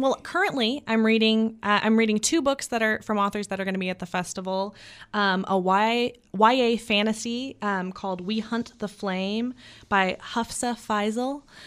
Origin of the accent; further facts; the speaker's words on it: Texas, United States; as a Texan